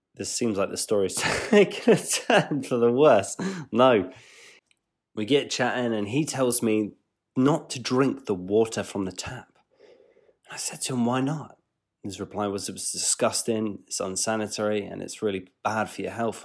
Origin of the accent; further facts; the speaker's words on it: England, United Kingdom; I'm an English chap